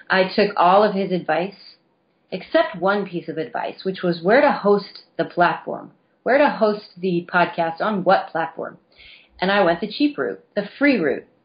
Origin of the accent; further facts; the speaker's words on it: Missouri, United States; growing up in a small town. I am from Missouri. I grew up in a very small town.